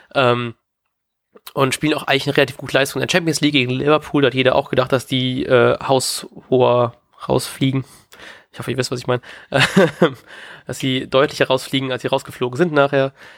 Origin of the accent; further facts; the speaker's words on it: Bremen, Germany; als Werder-Fan und als Bremer